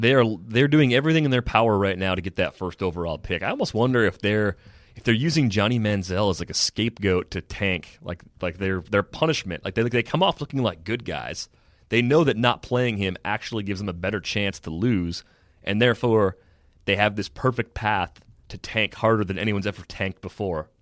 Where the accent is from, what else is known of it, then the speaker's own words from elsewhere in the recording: Michigan, United States; now in Wisconsin, United States; I was a kid growing up in Michigan